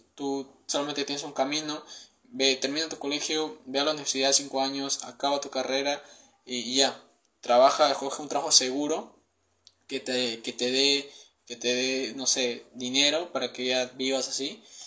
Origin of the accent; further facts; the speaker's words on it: Peru; tengo 19 años, soy de Perú